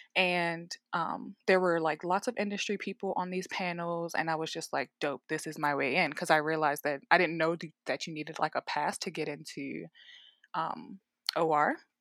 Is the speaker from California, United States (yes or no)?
no; Baltimore, Maryland, United States; moved away as an adult; also born or lived in Richmond, Virginia; now in Denver, United States; I'm originally from Baltimore, Maryland, born and raised, and then I graduated high school, moved away to Richmond, Virginia